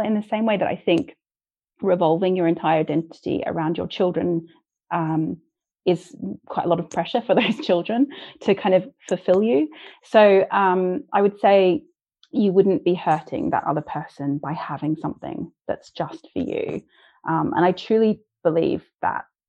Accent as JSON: {"language": "English", "country": "Australia", "moved": "yes", "said": "I'm Australian and I don't have any family in this country as well."}